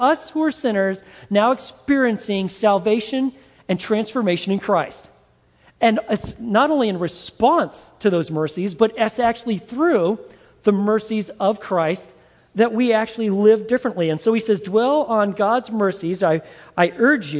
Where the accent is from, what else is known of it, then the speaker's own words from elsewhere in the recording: Montana, United States; When I was a young boy growing up in Montana